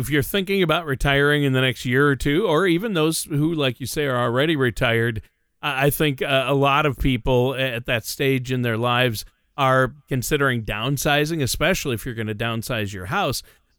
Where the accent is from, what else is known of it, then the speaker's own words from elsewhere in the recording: Minnesota, United States; also born or lived in Los Angeles / Nashville; I moved around a little bit, but I'm from Minnesota.